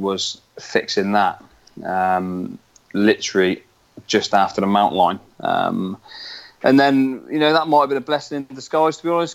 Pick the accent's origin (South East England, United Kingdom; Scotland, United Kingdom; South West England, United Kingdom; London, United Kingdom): South West England, United Kingdom; Weymouth; I'm from Weymouth in southwest England